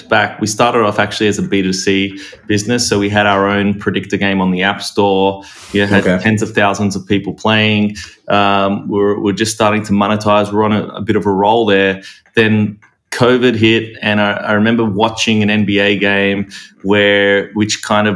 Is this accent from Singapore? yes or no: no; Australia; now in United States; I grew up in Australia